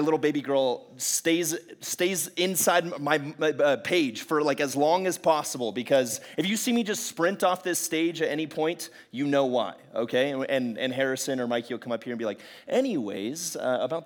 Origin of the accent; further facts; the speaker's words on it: Quito, Pichincha, Ecuador; also born or lived in San Francisco Bay Area, California, United States / California, United States; now in San Diego, United States; But I left California when I was about 7 years old. My family went down to a place called Quito, Ecuador, and I lived in South America for most of my life.